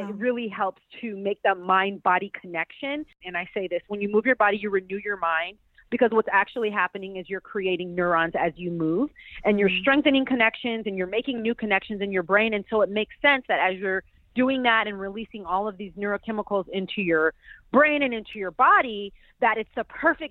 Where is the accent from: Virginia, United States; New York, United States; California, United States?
California, United States; Pasadena; I'm from Pasadena, California